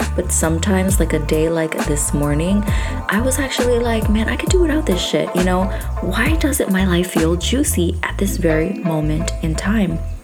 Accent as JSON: {"language": "English", "region": "New York", "country": "United States", "moved": "yes", "said": "I am from originally from New York"}